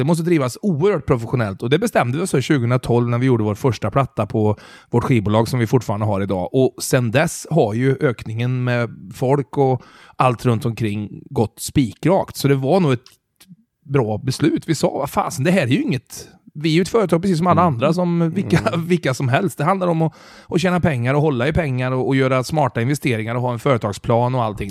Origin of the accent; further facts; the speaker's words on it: Mariestad, Västra Götaland, Sweden; now in Stockholm, Sweden; jag är från Mariestad